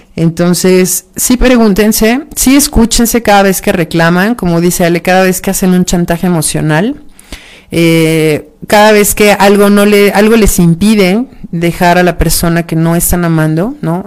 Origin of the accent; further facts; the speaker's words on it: Mexico; Somos mexicanos